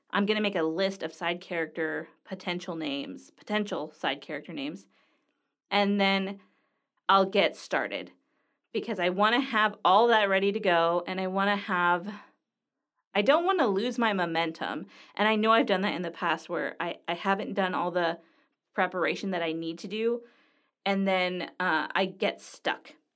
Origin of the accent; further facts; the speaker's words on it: Los Angeles, California, United States; moved away as an adult; also born or lived in Greece; now in Greensburg, United States; I'm from Los Angeles